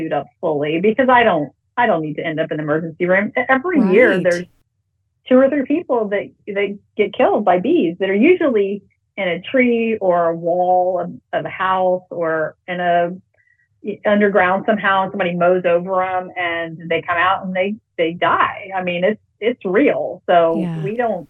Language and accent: English; around Houston, Texas, United States; also born or lived in Montana / San Antonio, Texas; I'm from Texas. I grew up around Houston, out in the country